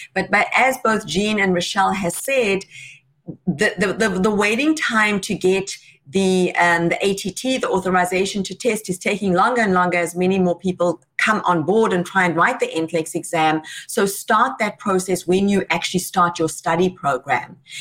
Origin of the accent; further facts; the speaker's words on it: South Africa; South Africa, my home country